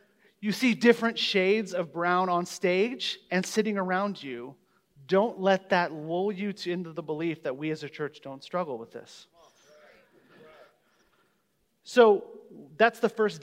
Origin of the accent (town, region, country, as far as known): Omaha, Nebraska, United States; born or raised there